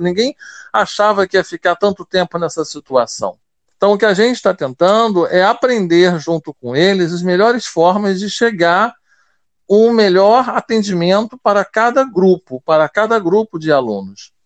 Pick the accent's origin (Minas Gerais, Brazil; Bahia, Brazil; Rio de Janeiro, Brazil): Rio de Janeiro, Brazil; also born or lived in São Luís, Maranhão; eu nasci com deficiência visual em São Luís do Maranhão, e a minha mãe decidiu que eu teria melhores oportunidades se ela viesse para o Rio de Janeiro para eu estudar no IBC. Então eu nasci em 1978 e em 1982 eu já estava no Rio de Janeiro